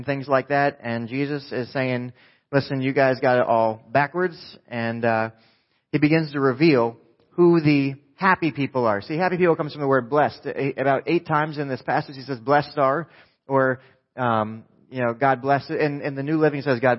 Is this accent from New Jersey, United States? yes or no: yes; New Jersey, United States; I'm from New Jersey